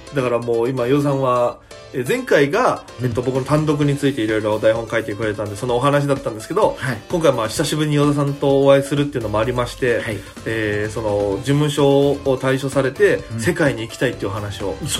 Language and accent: Japanese; Okinawa, Japan; moved away as an adult; now in Tokyo, Japan; 県出身で、現在東京でフリーのピン芸人として活動しております